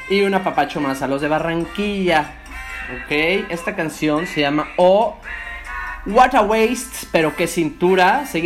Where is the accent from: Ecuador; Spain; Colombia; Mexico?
Mexico; Mando un saludo a toda la pandilla mexicana. Eh, yo soy mexicano